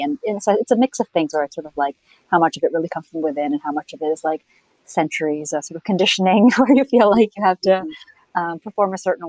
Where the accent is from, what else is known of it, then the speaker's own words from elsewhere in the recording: India; also born or lived in Canada; My folks were diplomats, and though I'm from India, I moved like every 3 years to some other, to another country, but often went to like, I would always went to an English medium school.